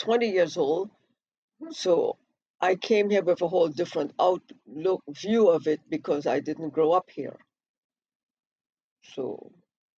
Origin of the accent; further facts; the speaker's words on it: Aruba; moved away as an adult; also born or lived in Barbados; I grew up in Aruba with immigrant parents, speaking English to my mother and Dutch to my father.